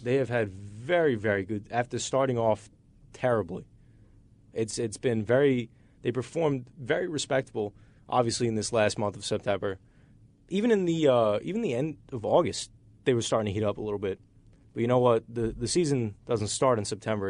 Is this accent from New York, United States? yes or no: yes; New York, United States; I'm a New Yorker.